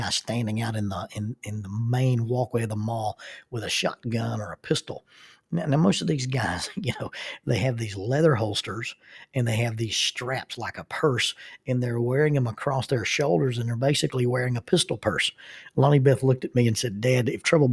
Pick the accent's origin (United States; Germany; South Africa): United States; the South; accent: southern; in my southern accent, it comes out as buenos dias